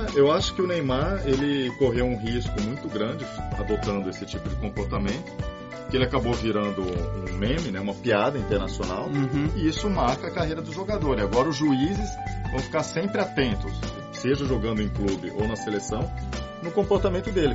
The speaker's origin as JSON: {"language": "Portuguese", "country": "Brazil", "said": "como brasileiro"}